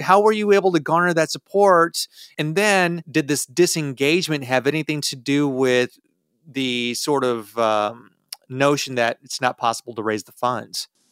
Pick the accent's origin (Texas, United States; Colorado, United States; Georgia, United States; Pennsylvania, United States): Texas, United States; as a Texan